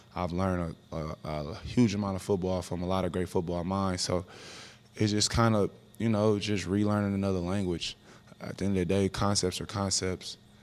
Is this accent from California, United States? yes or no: yes; Oakland, California, United States; growing up in Oakland, California